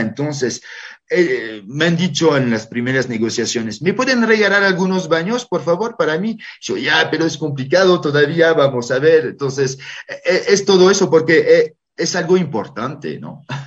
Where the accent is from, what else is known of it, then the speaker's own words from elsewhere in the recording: France; now in Bolivia; yo que soy francés con nacionalidad boliviana